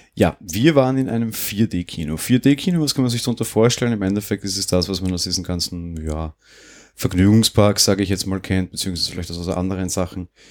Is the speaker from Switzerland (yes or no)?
no; Austria; Bei uns in Österreich